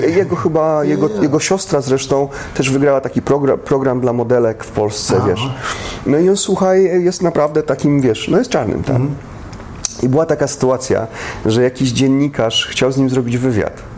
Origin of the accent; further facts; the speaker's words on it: Poland; moved away; A ja mówię, z Polski